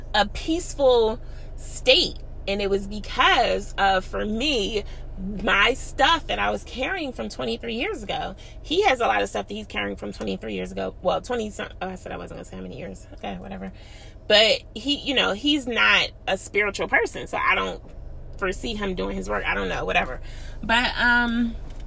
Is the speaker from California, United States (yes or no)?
no; Philadelphia, Pennsylvania, United States; I'm from Philly